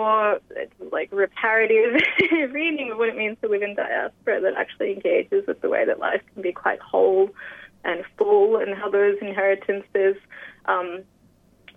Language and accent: English; Sydney, New South Wales, Australia; I was born in Western Sydney on Darug land